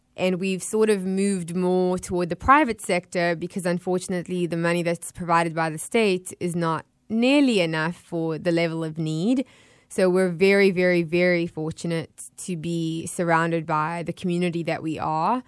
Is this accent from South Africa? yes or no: yes; Johannesburg, Gauteng, South Africa; also born or lived in Florida; now in Tampa Bay, United States; being born and raised in South Africa